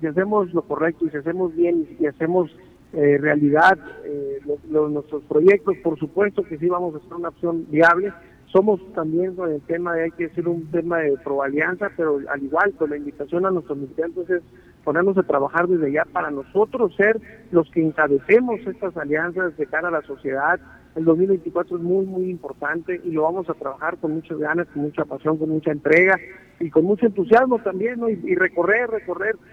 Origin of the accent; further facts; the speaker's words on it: Navojoa, Sonora, Mexico; now in Hermosillo, Mexico; yo soy originario de Navojoa, Sonora